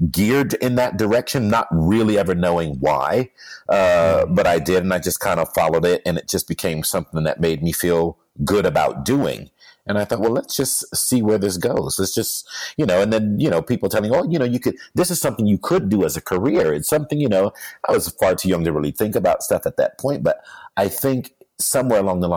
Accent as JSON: {"language": "English", "town": "Canton", "region": "Ohio", "country": "United States", "tie": "born or raised there", "also_born_or_lived": "New York / Hamburg, Germany / London, England", "first_language": "English", "moved": "yes", "lives_now": "Los Angeles, United States", "said": "I was born in Canton, Ohio."}